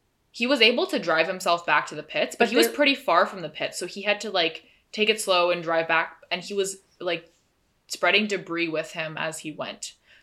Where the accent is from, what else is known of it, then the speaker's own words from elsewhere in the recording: Canada; I'm Canadian